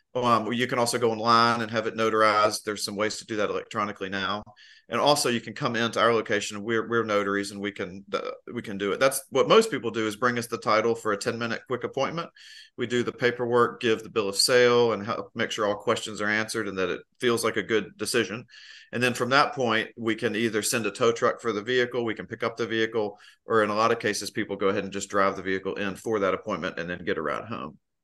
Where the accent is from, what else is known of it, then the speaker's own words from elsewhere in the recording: Memphis, Tennessee, United States; now in Asheville, United States; Memphis, Tennessee.